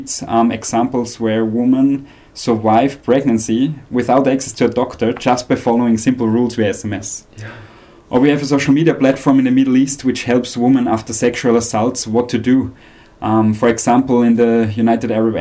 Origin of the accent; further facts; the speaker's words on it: Austria; I'm from Austria